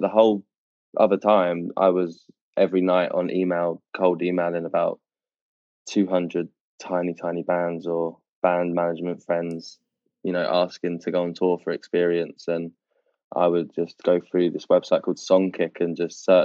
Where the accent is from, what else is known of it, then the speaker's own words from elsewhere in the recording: United Kingdom; as a British person